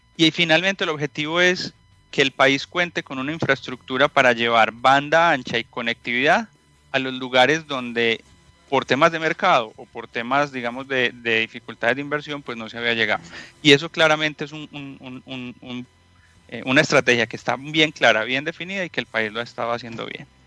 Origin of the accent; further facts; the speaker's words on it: Colombia; moved away as an adult; also born or lived in Medellín; now in Santiago, Chile; por mi acento seguramente ya lo han escuchado. Soy colombiano